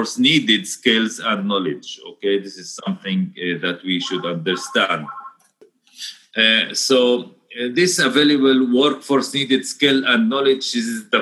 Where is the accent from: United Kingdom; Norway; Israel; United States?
Israel; the Galilee, Northern District; where I am from. So we are from the Galilee. It's the north of Israel.